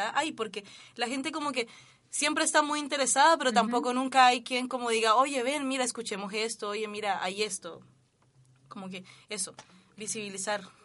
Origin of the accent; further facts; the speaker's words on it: Cali, Valle del Cauca, Colombia; now in Chile; yo vengo de Cali también